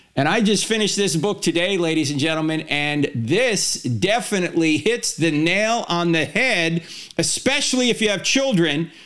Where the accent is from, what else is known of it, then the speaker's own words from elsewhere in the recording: New Jersey, United States; moved away; I'm going back to my home state of New Jersey